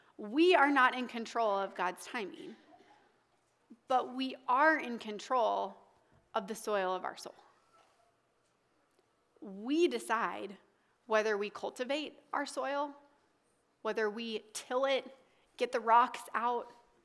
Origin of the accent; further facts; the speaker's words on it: the South, United States; now in Des Moines, United States; And timing took me to Des Moines, Iowa when I was from the South to marry an Italian.